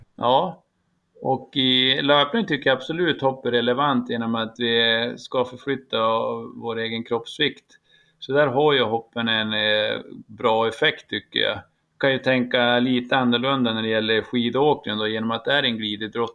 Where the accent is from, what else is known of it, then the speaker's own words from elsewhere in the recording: Jämtland, Sweden; now in Piteå, Sweden; jag är faktiskt nere i min hembygd Jämtland